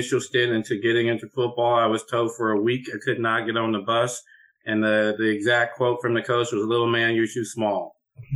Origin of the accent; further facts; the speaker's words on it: Austin, Texas, United States; I am from Austin, Texas